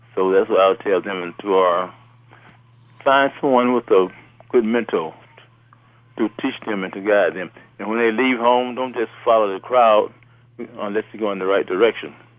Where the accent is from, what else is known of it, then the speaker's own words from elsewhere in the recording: Midway, Alabama, United States; also born or lived in Birmingham, Alabama; I grew up in Midway, Alabama